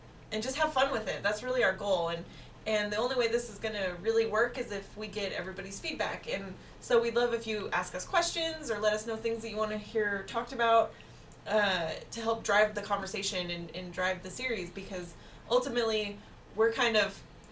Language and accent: English; Pacific Northwest, United States; we are from the Pacific Northwest